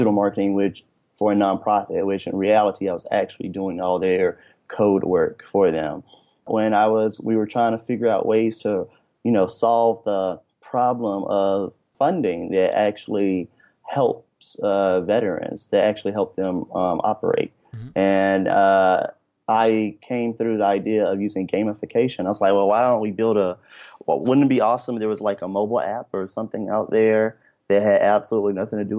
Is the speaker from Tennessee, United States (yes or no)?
yes; Memphis, Tennessee, United States; I'm originally from Memphis, Tennessee